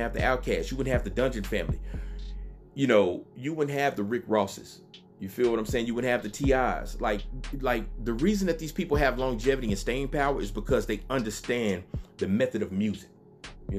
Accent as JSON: {"language": "English", "region": "the South", "country": "United States", "said": "I'm from the South"}